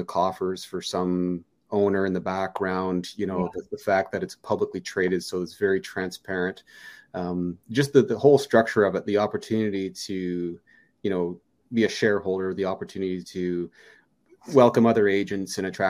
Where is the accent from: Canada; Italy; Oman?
Canada; Fredericton, New Brunswick; also born or lived in Valparaiso, Indiana; I'm born and raised in Fredericton, New Brunswick